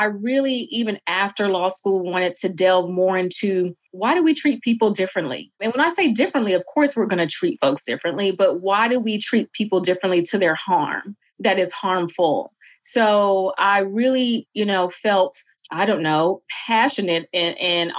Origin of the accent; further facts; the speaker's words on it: Jackson, Mississippi, United States; moved away as an adult; also born or lived in Boston; now in Atlanta, United States; I myself am from Mississippi, Jackson in particular, which is a Black city